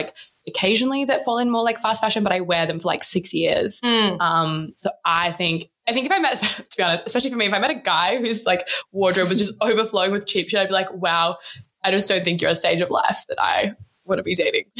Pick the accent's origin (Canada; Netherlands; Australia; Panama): Australia; also born or lived in South Australia / Victoria; growing up in South Australia and Victoria in the midst of a really serious drought